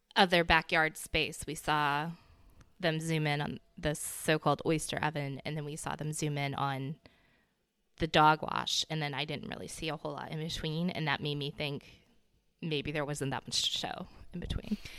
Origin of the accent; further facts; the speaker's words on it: the South, United States; I'm from the South, but I'm not from Charleston